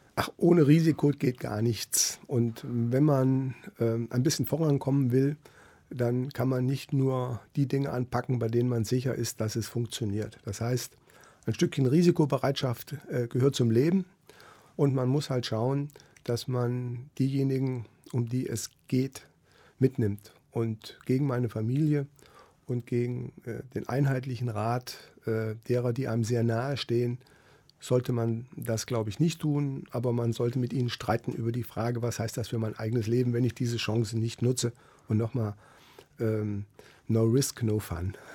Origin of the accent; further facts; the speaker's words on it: Tann, Hesse, Germany; moved away as an adult; also born or lived in Wiesbaden; now in Kassel, Germany; Mein Vater war über 35 Jahre Bürgermeister in meinem Heimatort. Das ist ein kleines Städtchen in der Rhön, Tann